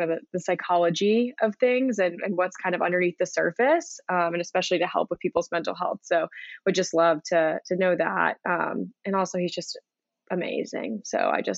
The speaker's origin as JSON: {"language": "English", "town": "Raleigh", "region": "North Carolina", "country": "United States", "tie": "born or raised there", "also_born_or_lived": "Florida", "said": "I claim myself as a Raleigh native, but technically I was born in Florida, but I've been here since I was 4 years old."}